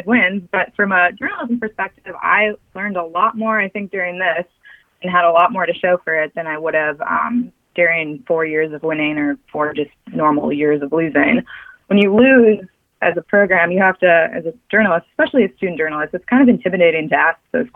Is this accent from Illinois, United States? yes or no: yes; Chicago, Illinois, United States; I grew up in Chicago, so White Sox fan, Bears fan, and Illinois fan